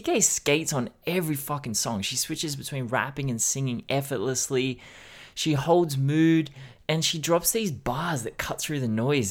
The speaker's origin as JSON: {"language": "English", "country": "Australia", "said": "as an Australian"}